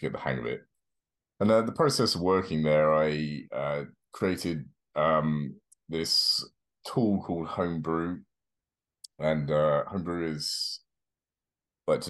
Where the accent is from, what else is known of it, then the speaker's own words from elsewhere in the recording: London, United Kingdom; moved away as an adult; now in North Carolina, United States; I grew up South London, England